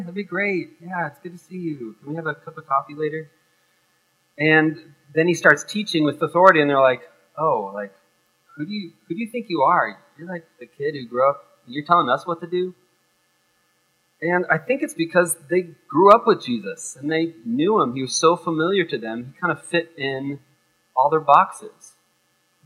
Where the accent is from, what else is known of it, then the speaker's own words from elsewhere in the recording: United States; growing up in America